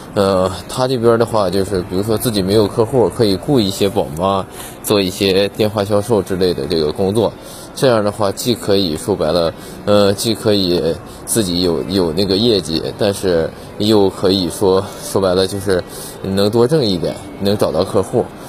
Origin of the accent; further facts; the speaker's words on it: Tongliao, Inner Mongolia, China; moved away as an adult; 我是在二零二零年十月份正式的回归通辽，我们老家这边生活